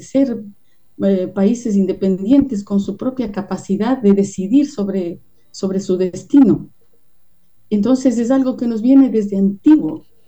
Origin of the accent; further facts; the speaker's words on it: Quito, Pichincha, Ecuador; accent: Quiteño; como decimos en quiteño